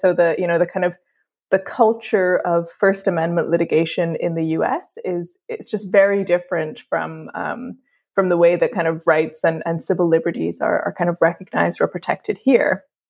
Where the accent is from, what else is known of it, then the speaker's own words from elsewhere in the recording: Dublin, Leinster, Ireland; moved away; also born or lived in England; I'm from Ireland, uh, where the majority of schools are actually connected to, to the Catholic Church